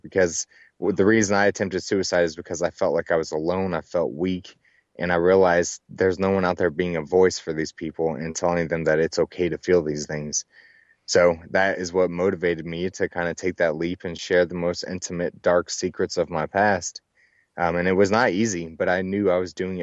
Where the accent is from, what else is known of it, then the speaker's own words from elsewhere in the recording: Dallas-Fort Worth area, Texas, United States; I was actually born and raised in the Dallas-Fort Worth area of Texas